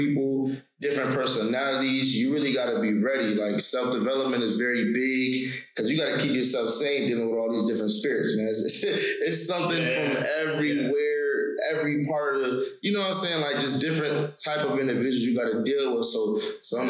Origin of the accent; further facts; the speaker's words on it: New York, United States; I'm from New York